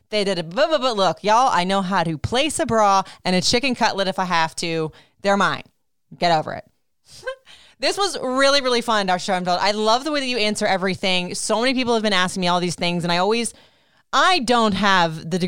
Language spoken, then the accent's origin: English; Puerto Rico; I'm from Puerto Rico, for goodness sakes. We have something in there that's used to the sun